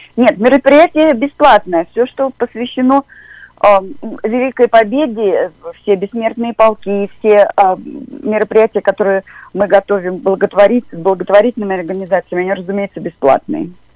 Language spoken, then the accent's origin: Russian; Volgograd, Volgograd Oblast, Russia; я сама из Волгограда